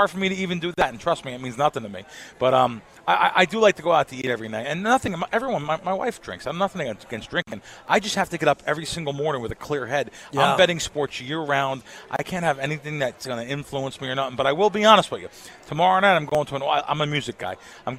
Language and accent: English; New York City, New York, United States; moved away; also born or lived in Jersey Shore, New Jersey; I grew up back east. I grew up in the Bronx and the Jersey Shore.